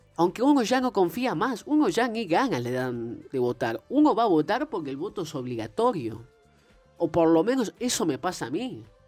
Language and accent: Spanish; Argentina; todos los argentinos